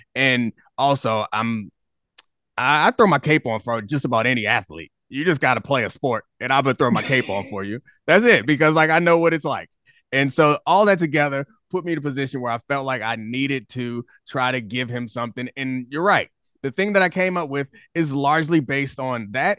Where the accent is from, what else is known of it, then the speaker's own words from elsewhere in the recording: Baltimore, Maryland, United States; I grew up in Baltimore